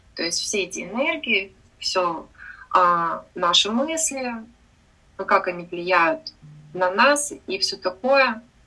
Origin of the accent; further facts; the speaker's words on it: Sakhalin Oblast, Russia; also born or lived in Amursk, Khabarovsk Krai; now in Pattaya, Thailand; родилась я в Амурске. Это маленький город под Хабаровском. Выросла я на Сахалине